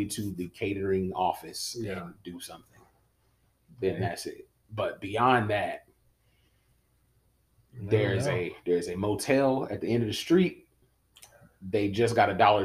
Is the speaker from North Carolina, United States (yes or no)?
yes; Winston-Salem, North Carolina, United States; I am an outdoor country boy that just grew up in Winston-Salem.